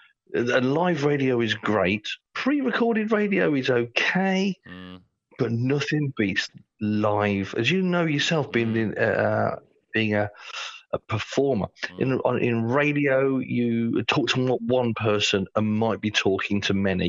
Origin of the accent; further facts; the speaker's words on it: Coventry, West Midlands, United Kingdom; now in Czech Republic; I'm from Coventry originally, though I live in the Czech Republic now.